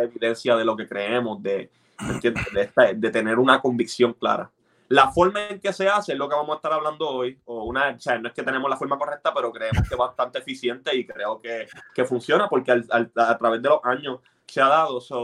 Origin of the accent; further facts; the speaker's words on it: Puerto Rico; yo me crié en Puerto Rico.